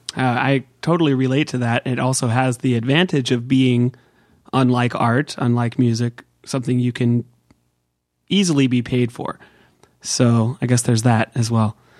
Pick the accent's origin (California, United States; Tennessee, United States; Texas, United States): California, United States; Bay Area; the Bay Area where I grew up in California